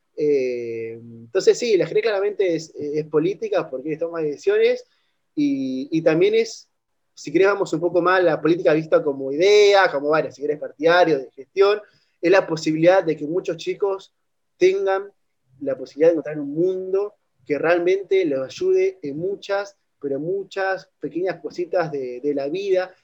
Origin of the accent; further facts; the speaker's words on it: Argentina; siempre soy de Argentina